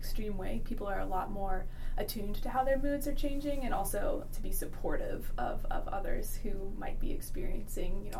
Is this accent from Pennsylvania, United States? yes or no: no; upstate New York, United States; moved away as an adult; now in Alaska, United States; I grew up in upstate New York